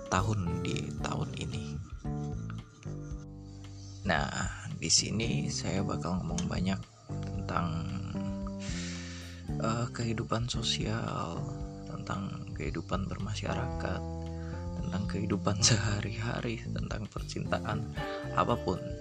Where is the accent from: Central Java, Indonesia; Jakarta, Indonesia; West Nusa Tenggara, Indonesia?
Central Java, Indonesia; Batang; born there; saya lahir di Batang Batang itu di Jawa Tengah bagian utara di Pantura Jalan Pantura tepatnya di timurnya Pekalongan